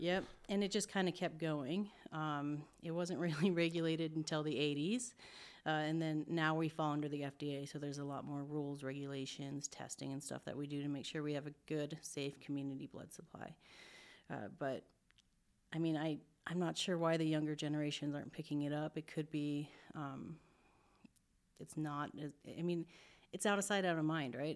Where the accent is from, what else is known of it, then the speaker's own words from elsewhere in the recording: Billings, Montana, United States; now in Spokane, United States; I'm from Montana